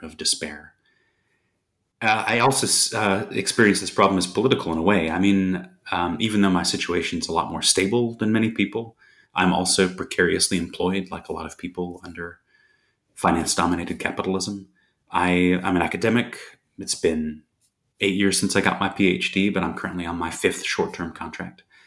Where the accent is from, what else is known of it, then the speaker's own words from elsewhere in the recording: United States; I grew up in the States